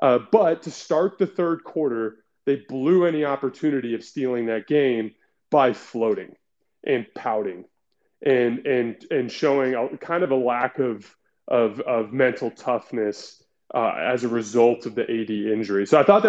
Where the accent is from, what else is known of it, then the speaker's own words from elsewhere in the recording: Tucson, Arizona, United States; I grew up in Tucson, Arizona.